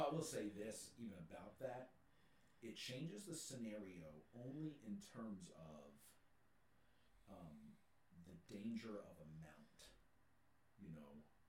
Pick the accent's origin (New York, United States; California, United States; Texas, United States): New York, United States; I'm from New York.